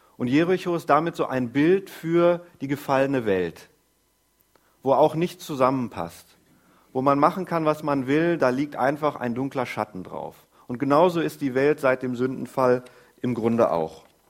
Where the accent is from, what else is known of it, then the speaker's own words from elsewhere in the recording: Groß Ilsede, Lower Saxony, Germany; Ich komme aus Groß-Irsede. Wir wohnen da schon seit gefühlten Ewigkeiten